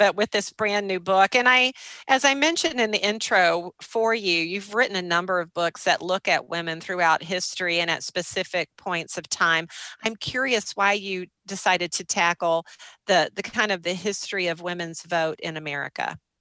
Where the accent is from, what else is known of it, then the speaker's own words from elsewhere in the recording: Minnesota, United States; also born or lived in Excelsior, Minnesota; a fellow Minnesotan